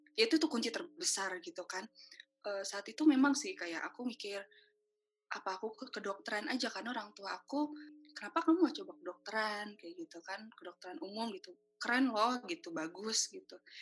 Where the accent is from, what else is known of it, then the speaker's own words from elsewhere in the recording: Indonesia; saya orang Indonesia